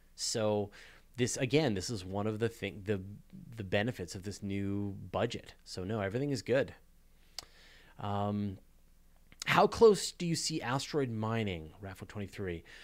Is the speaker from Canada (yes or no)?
yes; Canada; I'm a Canadian